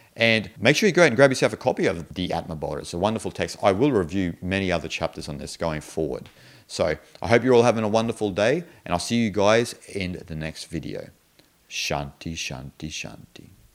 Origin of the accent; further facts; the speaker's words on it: Australia; I'm an Australian